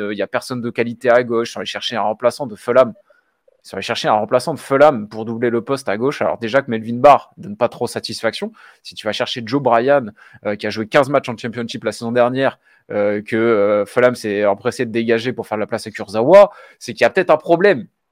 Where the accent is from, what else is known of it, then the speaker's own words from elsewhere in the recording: Nice, Provence-Alpes-Côte d'Azur, France; j'ai grandi en BSN